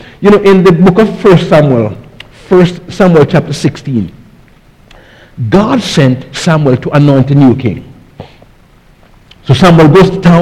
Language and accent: English; Jamaica; now in United States; when I was growing up in Jamaica